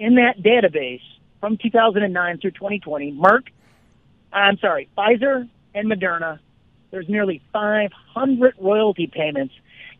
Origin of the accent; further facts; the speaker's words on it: Illinois, United States; I'm from Illinois.